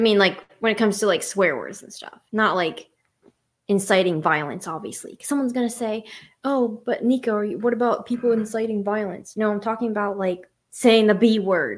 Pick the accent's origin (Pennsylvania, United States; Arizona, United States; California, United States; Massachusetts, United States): Pennsylvania, United States; I'm from Pennsylvania